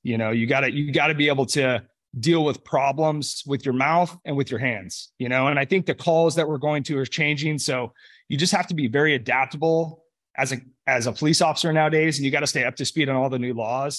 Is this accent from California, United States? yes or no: yes; Los Molinos, California, United States; I grew up in Northern California, um, about twenty minutes north of Sacramento in a community called Los Molinas